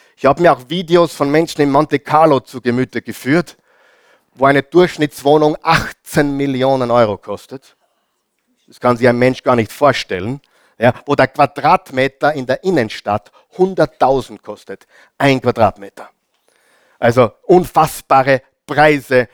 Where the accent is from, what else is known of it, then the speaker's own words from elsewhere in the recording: Austria; bei uns in Österreich sagt man Gasonäre